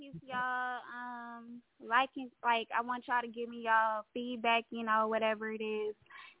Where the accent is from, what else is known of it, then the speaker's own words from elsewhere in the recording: Houston, Texas, United States; now in DMV, United States; I'm calling from DMV, but I'm from Houston, Texas.